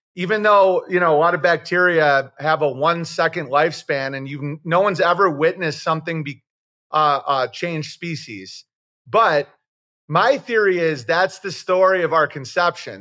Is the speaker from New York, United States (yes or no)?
yes; Oswego, New York, United States; I'm from Oswego, New York